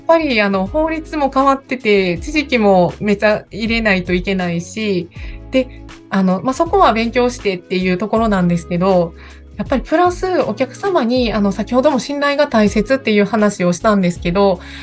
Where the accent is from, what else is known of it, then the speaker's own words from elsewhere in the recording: Kobe, Hyogo, Japan; 私、あの、神戸出身なんですけど、神戸でもちょっとあの、皆さんの神戸の想像とは違う感じだと思うんですけど、すっごく田舎で